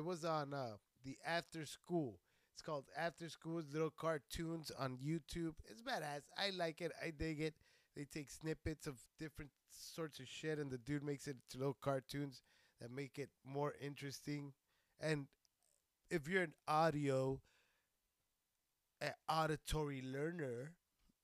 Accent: Socorro, Texas, United States; moved away; I'm from Texas. I'm from a little place named Socorro

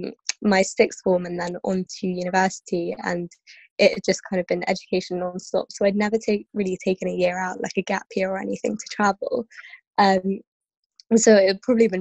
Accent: London, United Kingdom; also born or lived in Kenya; I'm from London. I've lived here for, I think, since 2001-ish now that I moved here with my family. Before that, I was in Kenya

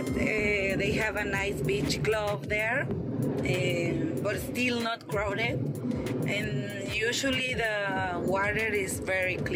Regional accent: Monterrey, Nuevo León, Mexico; moved away as an adult; now in Playa del Carmen, Mexico; It's my name actually. Kai's wife. And as you say, I'm from Monterrey, living in Playa del Carmen since six and a half years.

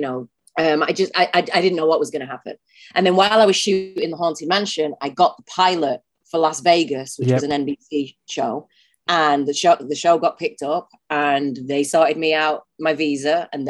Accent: Manchester, North West England, United Kingdom; now in Los Angeles, United States; Well, I say I'm from Manchester because I am. I'm not from Oldham. I grew up in Manchester.

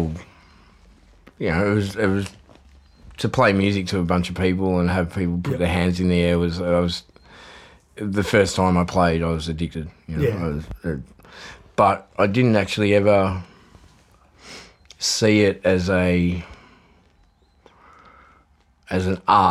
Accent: Sherbrooke, Victoria, Australia; also born or lived in Upper Ferntree Gully; I was born and raised in Sherbrooke

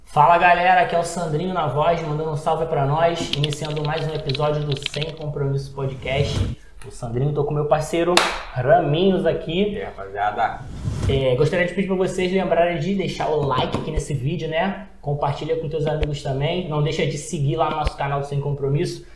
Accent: Rio de Janeiro, Brazil; eu sou da Pavuna

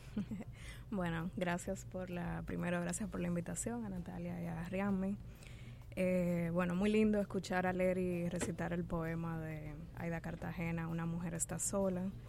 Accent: Dominican Republic; nuestra sociedad dominicana

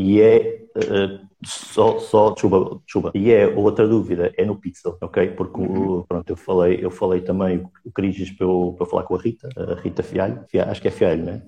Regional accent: Sintra, Lisbon, Portugal; Sou de Portugal, eh, de Sintra

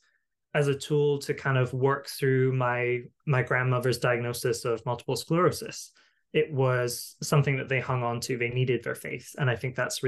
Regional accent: Highlands of Scotland, United Kingdom; I grew up largely in the Highlands of Scotland

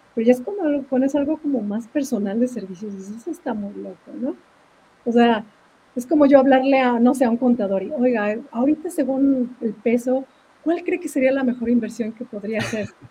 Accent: Mexico; moved away as an adult; now in Duluth, United States; en México, pues al menos de donde yo soy

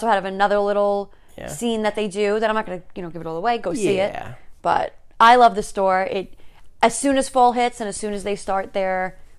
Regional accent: New York, United States; Yes, we're from New York

